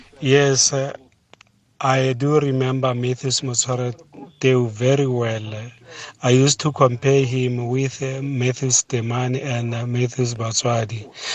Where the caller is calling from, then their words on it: Klerksdorp, North West, South Africa; I'm calling from Klerksdorp, Joburg, to be specific.